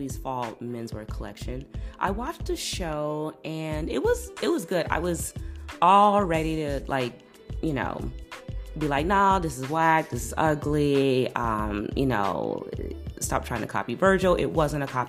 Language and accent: English; Chicago, Illinois, United States; I'm from Chicago